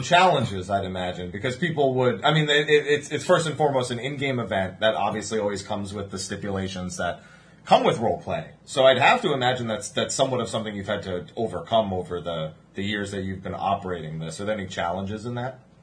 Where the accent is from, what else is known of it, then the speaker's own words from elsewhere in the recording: New Jersey, United States; I'm from New Jersey